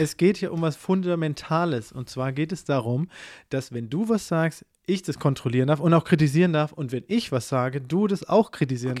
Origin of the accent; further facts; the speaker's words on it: Southern Germany, Germany; ich komme aus dem Süden von Deutschland